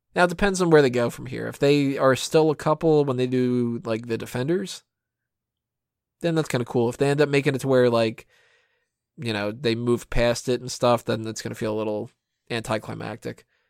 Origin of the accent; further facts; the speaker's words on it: United States; I'm American.